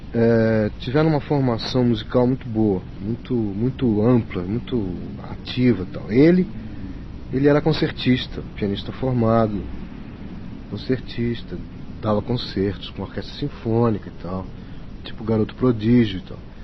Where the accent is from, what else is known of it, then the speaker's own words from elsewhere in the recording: São Paulo, Brazil; todos nascemos em São Paulo